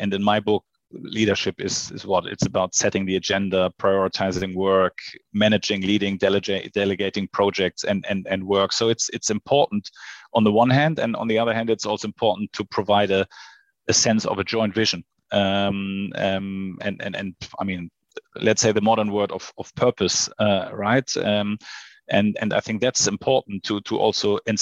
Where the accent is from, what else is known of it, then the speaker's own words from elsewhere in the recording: Hamburg, Germany; also born or lived in Sydney / Shanghai; So I was born in Hamburg. I grew up in Hamburg. Now I live in Hamburg with my family